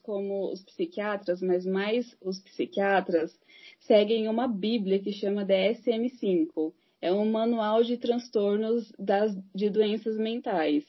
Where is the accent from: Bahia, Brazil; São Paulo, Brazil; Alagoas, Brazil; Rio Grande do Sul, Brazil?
São Paulo, Brazil; Santo André; Sou de São Paulo, Santo André, São Paulo